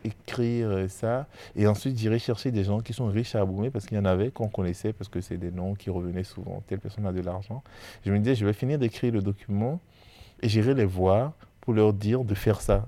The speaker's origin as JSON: {"language": "French", "country": "Benin", "tie": "born or raised there", "moved": "as an adult", "lives_now": "France", "said": "je suis béninois et, euh, et d'ailleurs, je dis souvent que je connais plus l'Afrique de l'Ouest que je ne connais l'île de France. Euh, parce que finalement, euh, j'ai, je suis né, j'ai étudié, euh, j'ai travaillé au Bénin avant de venir en France."}